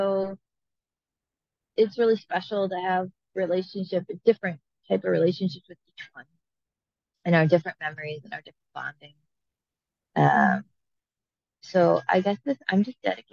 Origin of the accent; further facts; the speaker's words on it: Maine, United States; I was raised in Maine and enjoyed a childhood of siblings